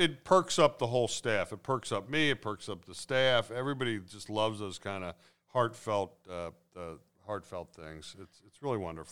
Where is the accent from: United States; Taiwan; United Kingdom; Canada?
United States; Cincinnati, Ohio; I grew up in North Avondale